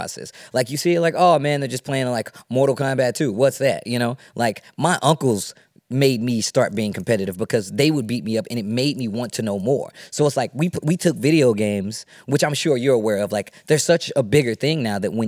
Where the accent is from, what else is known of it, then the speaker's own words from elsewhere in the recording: Midwest, United States; I'm from the Midwest. We have a very different style of Tekken that we play in the Midwest